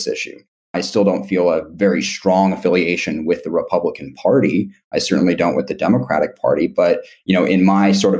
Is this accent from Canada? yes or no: no; Seattle, Washington, United States; I grew up in Seattle, Washington